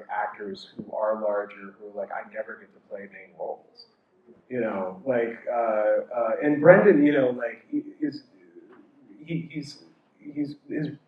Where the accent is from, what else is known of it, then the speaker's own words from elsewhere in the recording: Idaho, United States; also born or lived in Moscow, Idaho; now in New York City, United States; growing up in Idaho.